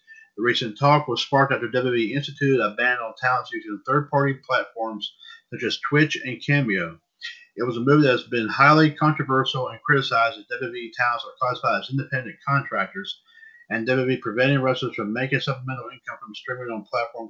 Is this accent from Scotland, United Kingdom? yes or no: yes; Scotland, United Kingdom; I don't know. I'm from Scotland. I've seen the sword store.